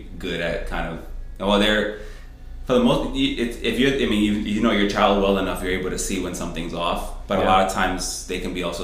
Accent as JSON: {"language": "English", "town": "New York City", "region": "New York", "country": "United States", "moved": "yes", "lives_now": "Rochester, United States", "said": "we're from New York City. So, it's just, like, the concrete jungle all the time"}